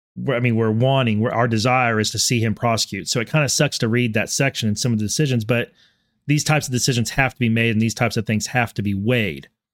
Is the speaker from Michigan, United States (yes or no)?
no; Texas, United States; I am also a Texan by birth and always will refer to myself as Texan first